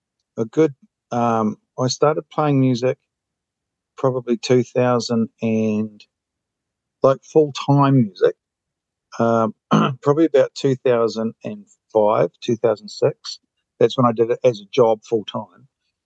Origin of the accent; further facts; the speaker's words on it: Queenstown, Otago, New Zealand; moved away as an adult; also born or lived in Auckland / Australia / Vietnam; I live in Queenstown, grew up in Queenstown